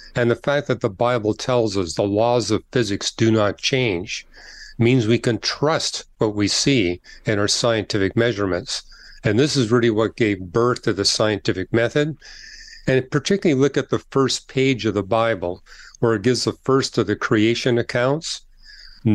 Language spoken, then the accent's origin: English; Canada; I'm from Canada